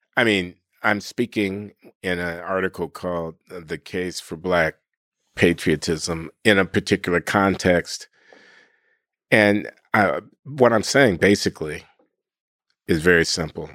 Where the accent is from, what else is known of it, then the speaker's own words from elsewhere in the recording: Chicago, Illinois, United States; moved away as an adult; I grew up in Chicago in the nineteen fifties and the nineteen sixties